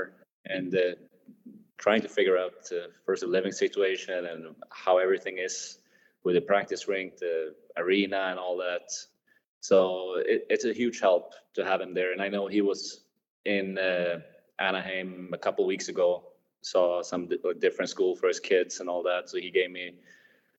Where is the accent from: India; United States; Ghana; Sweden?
Sweden; moved away as an adult; when I go back home, I like to see friends and family here in my hometown